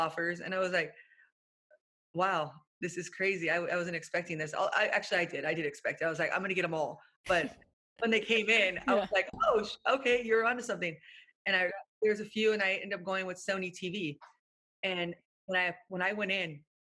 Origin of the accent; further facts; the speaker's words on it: Orange County, California, United States; I'm from Orange County.